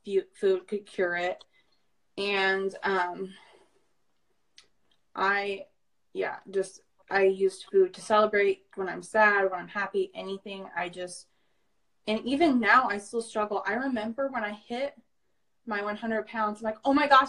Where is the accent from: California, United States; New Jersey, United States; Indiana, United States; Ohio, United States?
Indiana, United States; Indianapolis; I am 22 years old. I'm from Indianapolis.